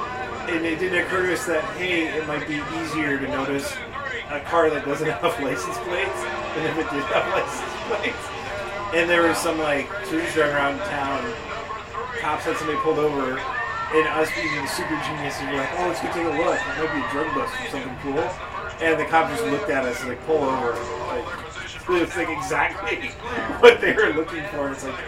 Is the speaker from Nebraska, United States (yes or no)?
yes; Grand Island, Nebraska, United States; moved away; where I grew up in Grand Island